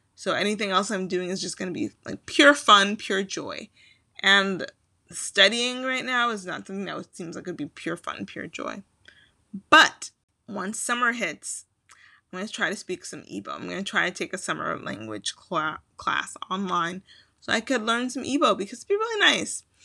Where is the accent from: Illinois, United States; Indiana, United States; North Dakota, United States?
Illinois, United States; Chicago; accent: Midwesterner; now in Philadelphia, United States; I'm originally from Chicago